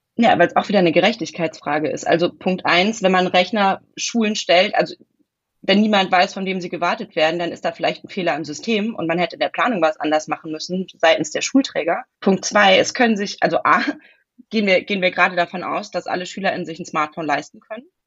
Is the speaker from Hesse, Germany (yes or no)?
yes; Hesse, Germany; born or raised there; moved away as an adult; also born or lived in Heidelberg, Baden-Württemberg / Bavaria; now in Western Pomerania, Germany